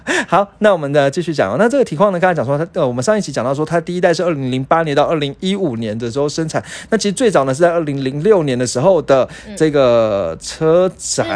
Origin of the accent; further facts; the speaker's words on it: Taiwan; 我们台湾人勤俭持家的风格